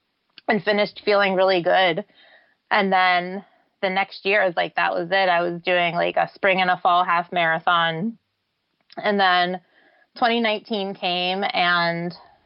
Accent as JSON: {"language": "English", "town": "Pittsburgh", "region": "Pennsylvania", "country": "United States", "tie": "born or raised there", "said": "Pittsburgh, which is my hometown"}